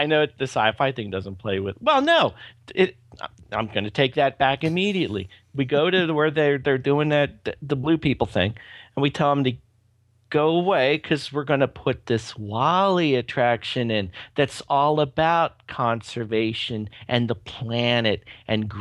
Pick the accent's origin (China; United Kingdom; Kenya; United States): United States; Pennsylvania; Pennsylvania here